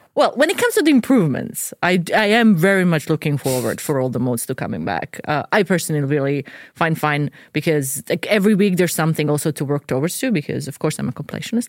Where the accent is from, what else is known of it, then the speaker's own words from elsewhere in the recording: Dubrovnik, Dubrovnik-Neretva County, Croatia; now in Sweden; So I'm from Dubrovnik, Croatia